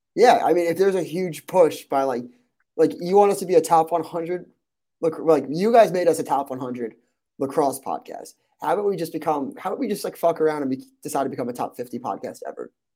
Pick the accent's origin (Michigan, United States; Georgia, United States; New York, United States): New York, United States; Long Island; I'm from Long Island